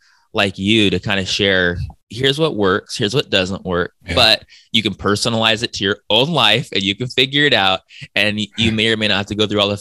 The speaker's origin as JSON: {"language": "English", "town": "San Diego", "region": "California", "country": "United States", "tie": "born or raised there", "also_born_or_lived": "Brazil", "moved": "as an adult", "lives_now": "Hawaii, United States", "said": "I was born and raised in San Diego. I lived in Brazil for a couple of years. I live in Hawaii."}